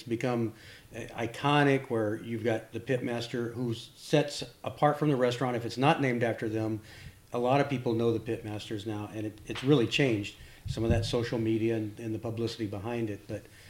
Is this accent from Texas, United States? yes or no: yes; Austin, Texas, United States; I grew up in Austin, and it's, yeah, what used to take me 30 minutes now takes an hour.